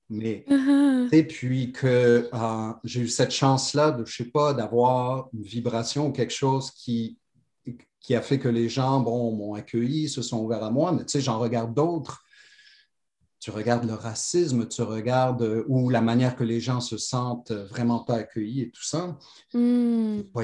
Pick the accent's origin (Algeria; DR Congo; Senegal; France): Algeria; Algiers, Algiers Province; born there; je suis né à Alger, parce que c'est juste un addon, parce que mon père a été ouvrir des succursales de chaussures là-bas.